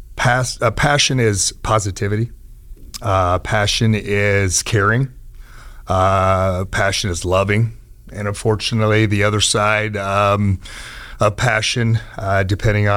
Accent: Lincoln, Nebraska, United States; now in Omaha, United States; I grew up in Lincoln, Nebraska, went to Northeast High School. And then we moved to Omaha about 5 years ago

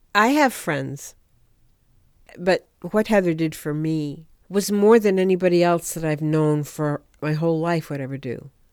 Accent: Ipswich, Massachusetts, United States; I come from Ipswich, Massachusetts.

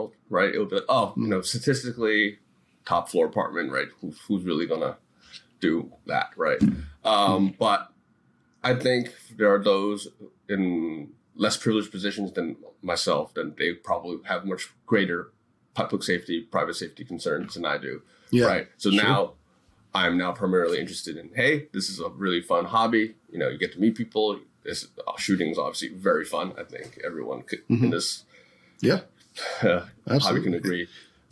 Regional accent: New York City, New York, United States; growing up in New York City

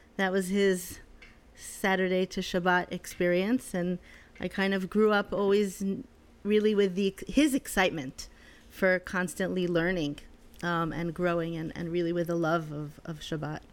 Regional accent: Netanya, Central District, Israel; moved away as an adult; also born or lived in Connecticut / London / Jerusalem; now in New York, United States; my parents finally made Aliyah when I was eleven, So I grew up in Netanya

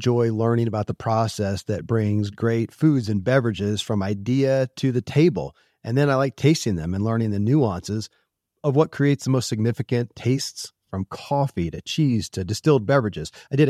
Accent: Kentucky, United States; born or raised there

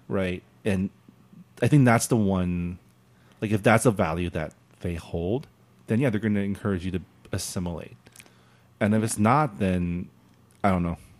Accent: San Gabriel, California, United States; I grew up in San Gabriel, the San Gabriel Valley, which is very Asian

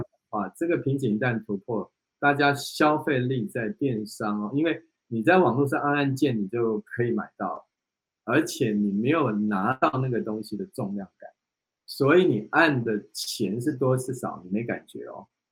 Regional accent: Taiwan; 以台湾这个海岛的地方

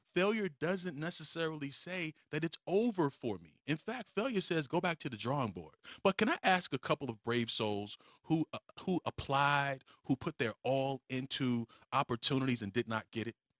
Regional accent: Virginia, United States; I am from Virginia. Um, I, I spent most of my, my life in Virginia. So, you know, Virginia is where I'm claiming

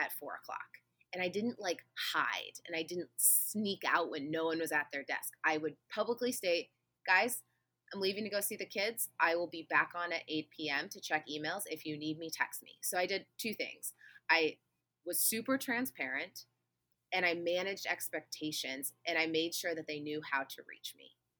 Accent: Midwest, United States; I'm from the Midwest, which is like MLM capital of the world here

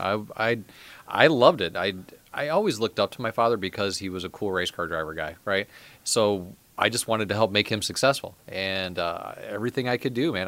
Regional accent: Midwest, United States; I was from the Midwest

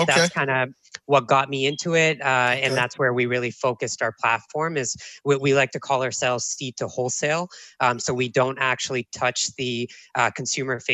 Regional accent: Toronto, Ontario, Canada; moved away as an adult; also born or lived in Oakland, California; I grew up in Toronto, and I have a business background.

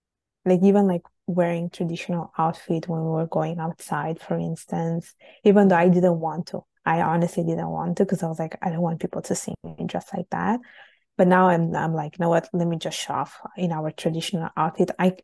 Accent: Italy; even with like other kids in the neighborhood or in the community who were, let's say, growing up in Italy, I would just speak to them in Italian, even though they were Bengali. It was just with our parents that we just speak Bengali

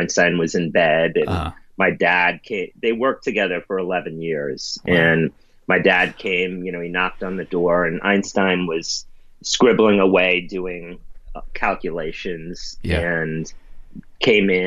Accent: New York City, New York, United States; I grew up in the East Village and was very rough and tumultuous neighborhood

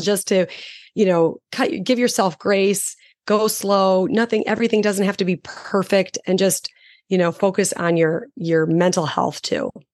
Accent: Chicago, Illinois, United States; I'm from Chicago

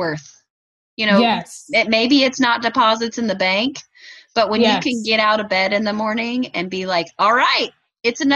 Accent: Indiana, United States; accent: Hoosier; my Hoosier slang

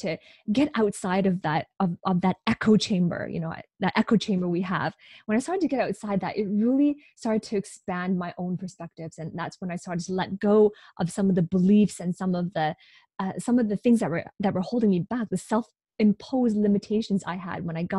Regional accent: Hong Kong; now in Vancouver, Canada; So originally I'm from Hong Kong. My parents are immigrants from Hong Kong.

